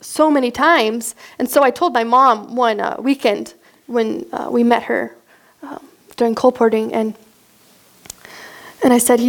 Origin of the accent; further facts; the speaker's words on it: Miles City, Montana, United States; I grew up in Miles City, Montana.